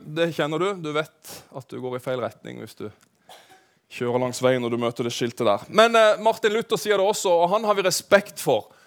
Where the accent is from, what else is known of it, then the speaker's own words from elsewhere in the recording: Kristiansand, Agder, Norway; moved away; jeg er jo Randesund-gutt, for de av dere som vet det. Jeg vokste opp på Søm.